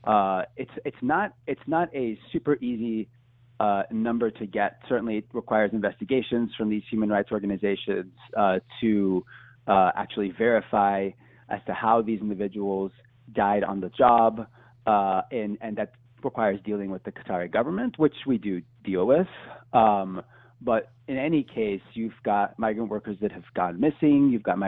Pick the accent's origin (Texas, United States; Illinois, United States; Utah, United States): Texas, United States; Houston; I'm a Houstonian from Texas